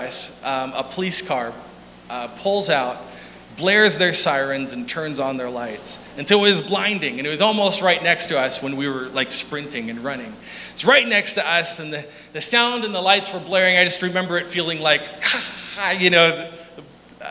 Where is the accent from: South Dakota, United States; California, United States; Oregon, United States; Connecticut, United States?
South Dakota, United States; We're from South Dakota.